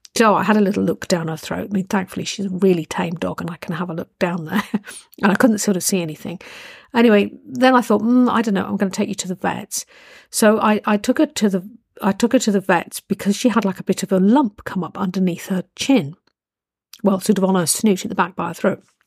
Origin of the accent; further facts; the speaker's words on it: United Kingdom; I'm British and I'm a little bit, a bit sort of stand backish